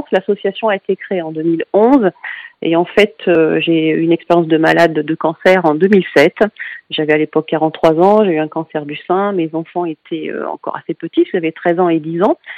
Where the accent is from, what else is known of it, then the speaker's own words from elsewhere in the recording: Lyon, Auvergne-Rhône-Alpes, France; donc parce que je suis de Lyon et que l'association est lyonnaise